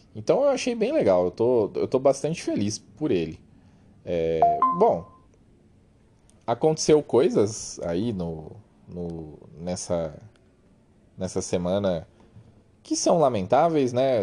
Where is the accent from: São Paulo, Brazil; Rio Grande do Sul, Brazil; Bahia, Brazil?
São Paulo, Brazil; Campinas; eu sou de Campinas